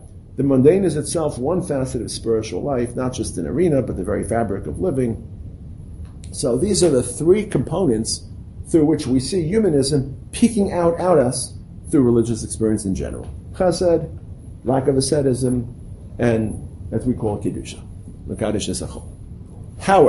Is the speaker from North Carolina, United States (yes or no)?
no; New York City, New York, United States; when I was growing up in Brooklyn, we couldn't get pineapples